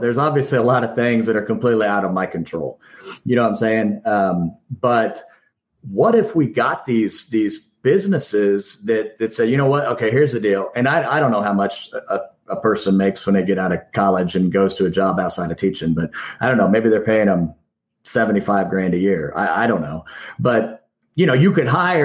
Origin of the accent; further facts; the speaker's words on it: Kansas, United States; we're from Kansas.